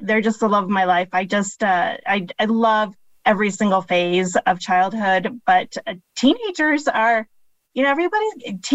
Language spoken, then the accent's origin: English; Phoenix, Arizona, United States; also born or lived in Chicago, Illinois; I was born outside of Chicago, Illinois. We moved here when I was a toddler and pretty much lived all of my childhood and adulthood in the Phoenix area.